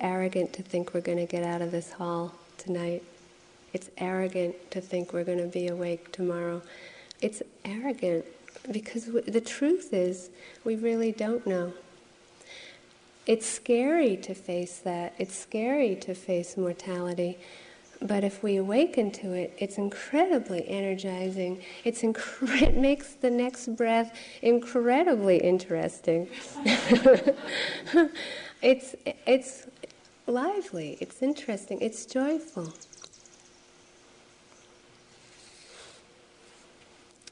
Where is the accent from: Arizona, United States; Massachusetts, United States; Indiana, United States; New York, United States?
Massachusetts, United States; Framingham; this place where I grew up in Framingham, Massachusetts by lake